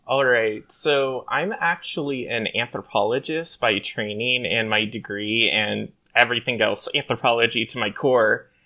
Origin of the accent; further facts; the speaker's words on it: Hawaii, United States; now in California, United States; So, I grew up in Hawaii, actually, and so it was a natural part of just living on these islands